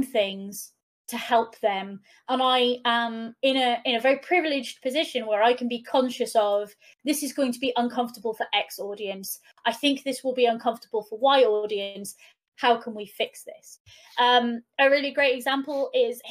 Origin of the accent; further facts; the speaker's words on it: Wales, United Kingdom; first language Welsh; English is a second language; being a Welsh speaker